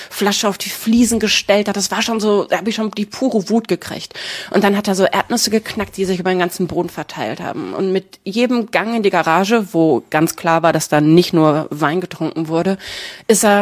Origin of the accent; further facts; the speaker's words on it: Herne, North Rhine-Westphalia, Germany; Ja, ich habe in Herne gewohnt.